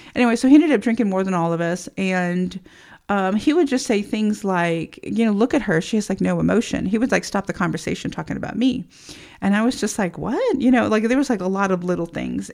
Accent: Texas, United States; I grew up in Texas in uh, the 70s

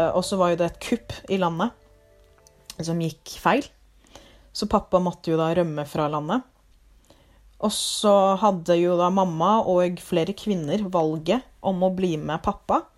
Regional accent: Lier, Buskerud, Norway; Norwegian is a second language; also born or lived in Liberia; now in Drammen, Norway; så er jeg opprinnelig fra Liberia. Eh, oppvokst i Lier. Og nå bor jeg i Drammen.

